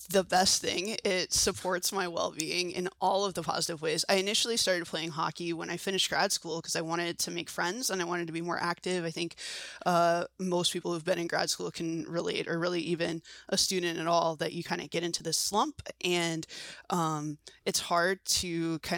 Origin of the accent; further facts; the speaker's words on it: Washington, District of Columbia, United States; now in Seattle, United States; I'm not a Seattle native. I'm from Washington D.C. originally, um, and then I moved out here actually for graduate school at the University of Washington.